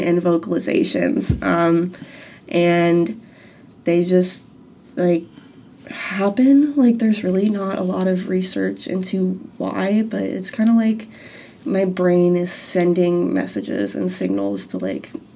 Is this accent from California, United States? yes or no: no; Ohio, United States; I'm from Ohio